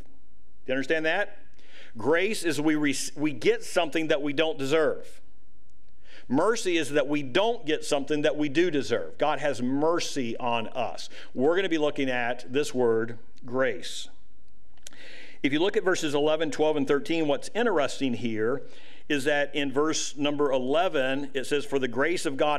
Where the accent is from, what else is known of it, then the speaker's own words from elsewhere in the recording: United States; as American citizens today